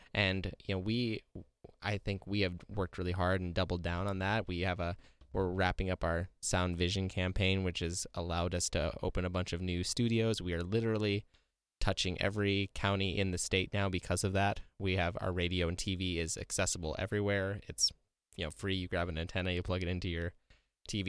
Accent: Freeman, South Dakota, United States; I grew up in Freeman, South Dakota

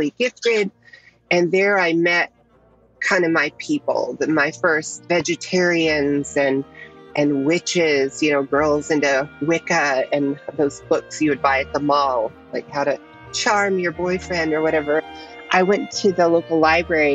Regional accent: Nashville, Tennessee, United States; moved away as an adult; now in Los Angeles, United States; I was born in Nashville, Tennessee, to a working class family with not much money in 1971. And I grew up in a fundamentalist Christian cult

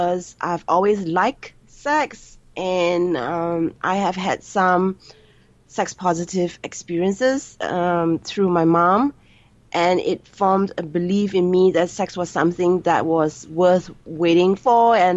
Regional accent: Singapore; I'm Singaporean Chinese, born and bred in Singapore.

